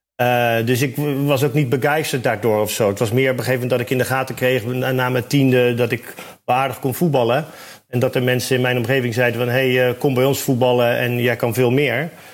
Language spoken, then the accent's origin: Dutch; Rotterdam, South Holland, Netherlands; Ik kom uit Rotterdam